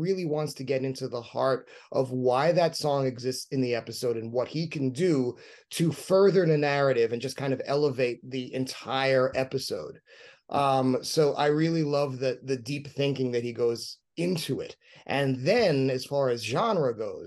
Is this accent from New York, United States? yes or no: yes; New York City, New York, United States; both Rodney and I grew up in New York City